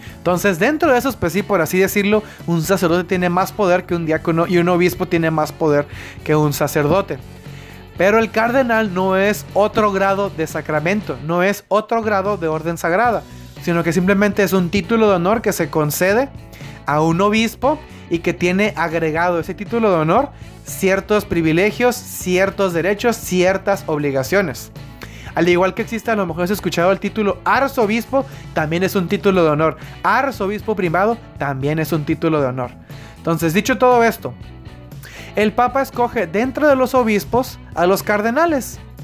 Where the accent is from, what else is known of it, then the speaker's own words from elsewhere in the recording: Baja California, Mexico; yo soy del estado de Baja California